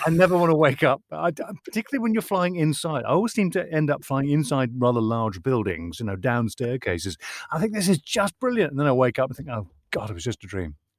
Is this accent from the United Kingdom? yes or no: yes; Northern Ireland, United Kingdom; I'm from Northern Ireland